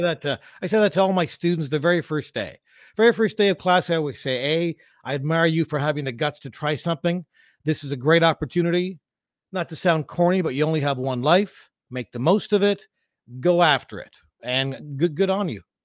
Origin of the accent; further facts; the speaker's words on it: London, Ontario, Canada; I grew up in London, Ontario